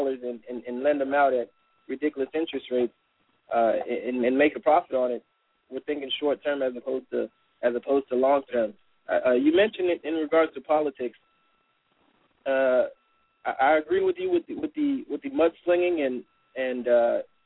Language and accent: English; South Florida, United States; I grew up here in South Florida